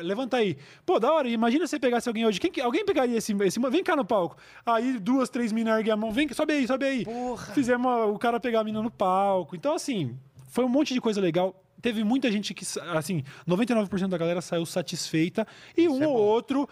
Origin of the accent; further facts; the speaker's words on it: Jundiaí, São Paulo, Brazil; eu sou de Jundiaí